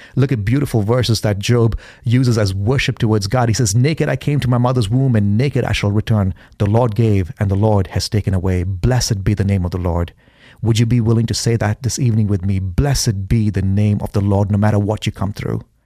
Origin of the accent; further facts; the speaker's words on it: India; now in Boise, United States; growing up in India, I've been homeless in India